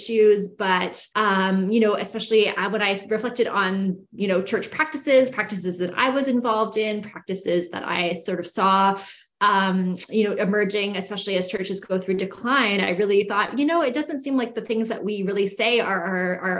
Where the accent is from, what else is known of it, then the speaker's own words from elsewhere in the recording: Canada; moved away as an adult; now in United States; I grew up in Canada, what is, you know, colonially known as Canada.